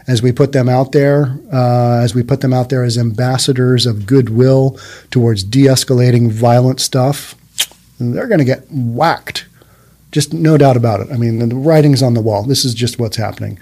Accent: Bellevue, Washington, United States; I've always lived on the east side. I've always lived in Bellevue, and that's my hometown.

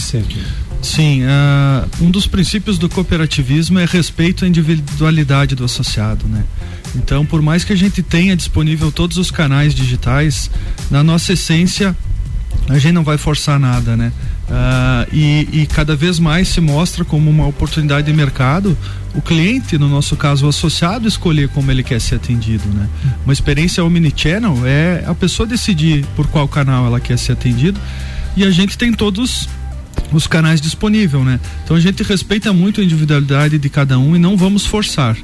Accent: Bom Jesus, Rio Grande do Sul, Brazil; moved away as an adult; now in Lages, Brazil; sou natural aqui da vizinha Bom Jesus

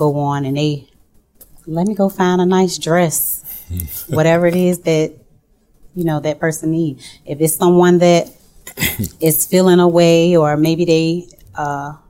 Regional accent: Norfolk, Virginia, United States; I am born and raised in Norfolk, Virginia.

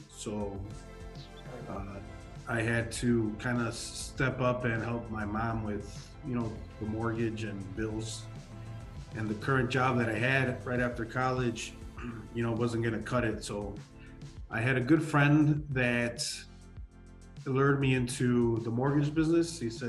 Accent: Chicago, Illinois, United States; also born or lived in Mexico; You know, I was born in Chicago. I grew up there. I grew up here for a few years.

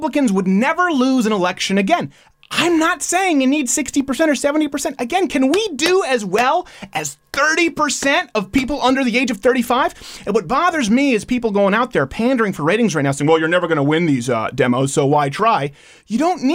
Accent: Montreal, Quebec, Canada; We were raised in Montreal.

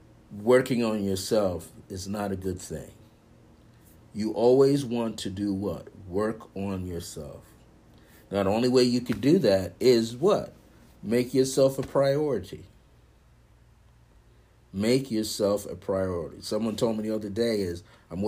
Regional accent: New York, United States; I'm from New York

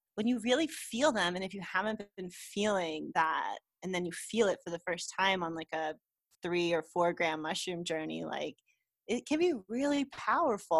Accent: United States; now in Mexico; I'm an American, but I live in Mexico

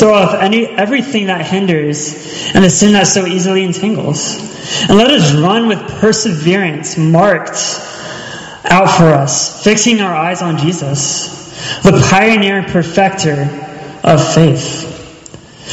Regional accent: Charleston, South Carolina, United States; moved away; I'm from Charleston

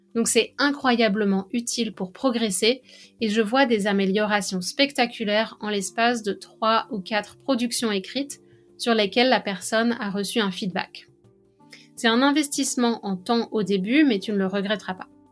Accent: France; accent: French; mon accent français

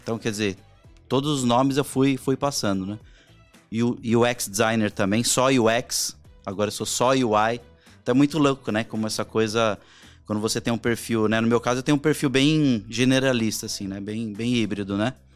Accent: Barbacena, Minas Gerais, Brazil; Quando eu era pequeno lá em Barbacena

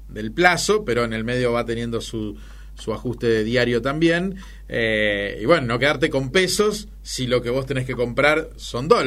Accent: Argentina; viviendo en la Argentina y siendo argentino

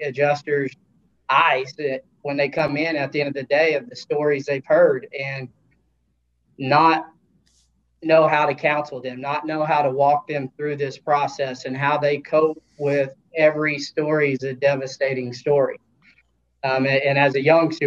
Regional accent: Oklahoma, United States; I grew up in Oklahoma

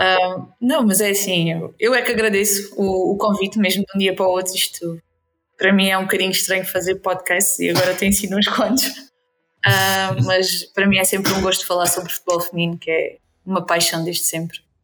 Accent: Alentejo, Beja District, Portugal; puxo a brasa à minha sardinha que é que o Alentejo e o Distrito de Beja

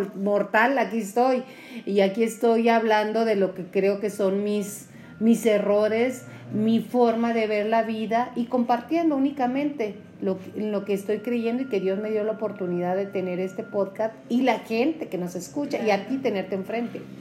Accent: Julimes, Chihuahua, Mexico; yo soy de Julimes

